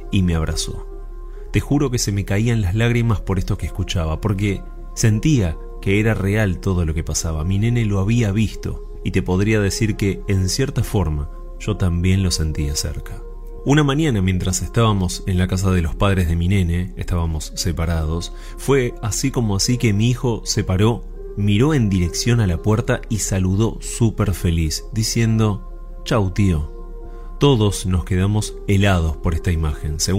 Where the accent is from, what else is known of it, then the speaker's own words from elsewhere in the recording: Santa Fe, Argentina; soy de Santa Fe y me gustaría contarte algo que me pasó y aún pasa con mi hijo de tan solo 5 años.